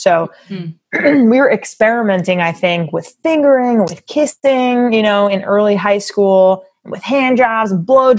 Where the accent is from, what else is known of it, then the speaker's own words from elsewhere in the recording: Long Island, New York, United States; I grew up on Long Island in New York in the suburbs.